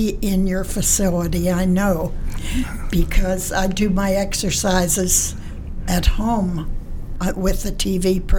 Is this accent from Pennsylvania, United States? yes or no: yes; Rochester, Pennsylvania, United States; I'm from Beaver County.